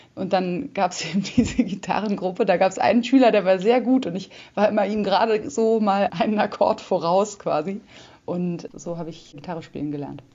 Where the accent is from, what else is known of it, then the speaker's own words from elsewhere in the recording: Berlin, Germany; also born or lived in South America; ich bin in Berlin geboren und eigentlich bis auf eine Zeit, die ich in Südamerika gelebt habe, war ich immer hier